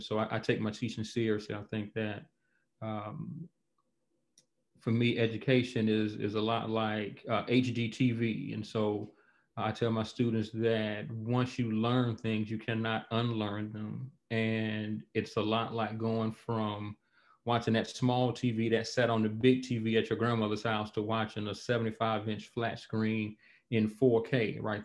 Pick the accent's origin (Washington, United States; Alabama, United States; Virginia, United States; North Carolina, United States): Alabama, United States; Montgomery; moved away as an adult; also born or lived in North Dakota / Honolulu, Hawaii / Columbus, Mississippi; now in Louisville, United States; I live in Louisville, Kentucky, uh, but I'm from Montgomery, Alabama. So, uh, Alabama is home